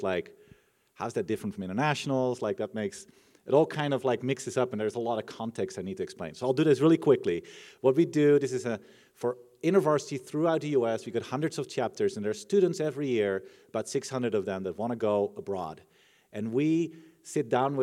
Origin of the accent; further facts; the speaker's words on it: Netherlands; I'm from the Netherlands